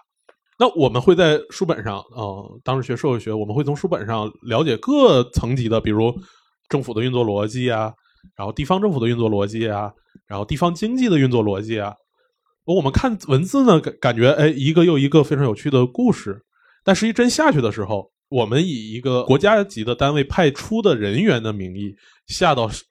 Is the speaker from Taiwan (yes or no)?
no; Beijing, China; 虽然我是男的，但是我毕竟还是在北京长大，对吧？